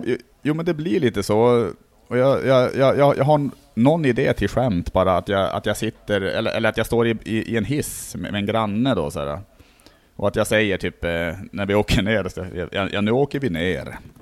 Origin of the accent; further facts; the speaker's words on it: Norrland, Sweden; now in Stockholm, Sweden; jag är från Norrland